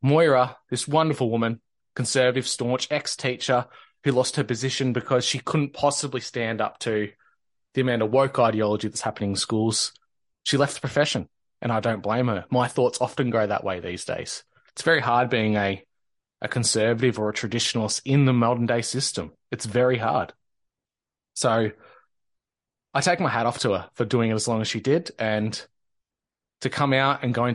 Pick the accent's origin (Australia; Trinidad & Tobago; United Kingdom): Australia; Victoria; In Australia, in Victoria, my home state